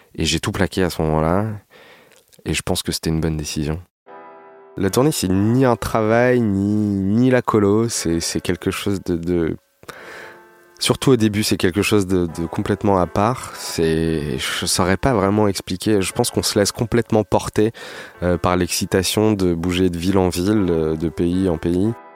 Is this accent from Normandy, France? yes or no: no; Paris region, Île-de-France, France; Je suis né à Paris, j'ai grandi en région parisienne.